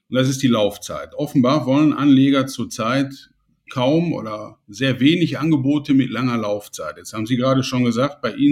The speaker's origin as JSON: {"language": "German", "town": "Gelsenkirchen", "region": "North Rhine-Westphalia", "country": "Germany", "tie": "born or raised there", "said": "Ich komme aus Gelsenkirchen, habe die ersten 30 Jahre meines Lebens da gewohnt."}